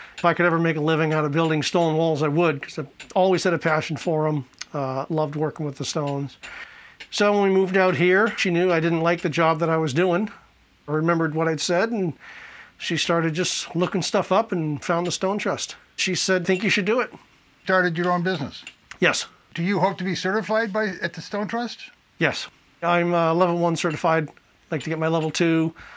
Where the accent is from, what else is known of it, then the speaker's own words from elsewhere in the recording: New England, United States; moved away as an adult; also born or lived in Wyoming; now in Spencer, Massachusetts, United States; I'm from New England originally, moved out west, lived in Wyoming for 22 years